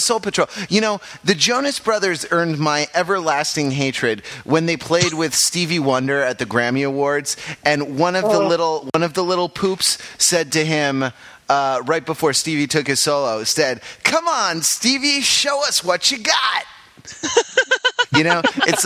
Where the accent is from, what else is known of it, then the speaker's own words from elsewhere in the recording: Los Angeles, California, United States; I grew up in Los Angeles